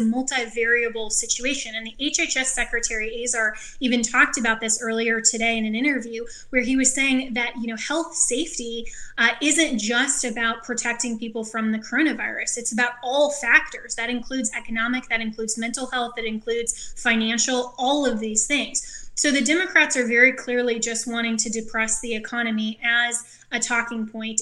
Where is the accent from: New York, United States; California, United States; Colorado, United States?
Colorado, United States; my home state, Colorado